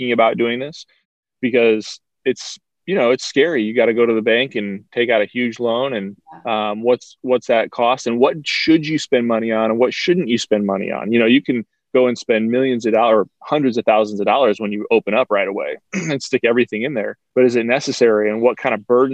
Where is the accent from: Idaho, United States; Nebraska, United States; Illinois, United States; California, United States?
Nebraska, United States; you and I growing up in Nebraska